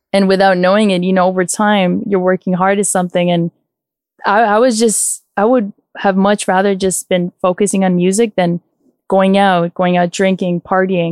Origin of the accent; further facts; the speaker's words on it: Toronto, Ontario, Canada; my upbringing was in Scarborough